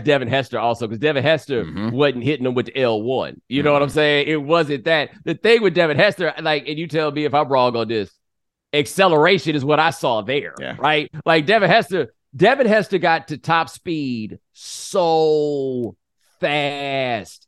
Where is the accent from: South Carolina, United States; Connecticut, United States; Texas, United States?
Texas, United States; I'm from Texas